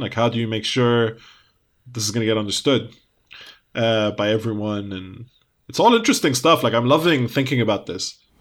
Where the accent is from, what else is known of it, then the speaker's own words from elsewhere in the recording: United Kingdom; also born or lived in Lebanon; we're British Arab